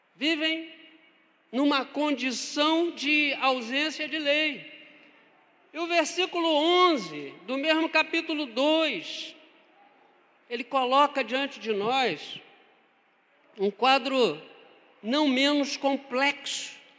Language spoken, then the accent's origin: Portuguese; Niterói, Rio de Janeiro, Brazil; sou nascido, criado em Niterói